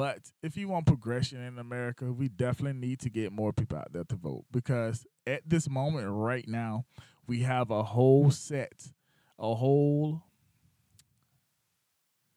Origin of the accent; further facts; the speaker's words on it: Batesburg-Leesville, South Carolina, United States; moved away; my town is Batesburg, Leesville, South Carolina. That's where I grew up at.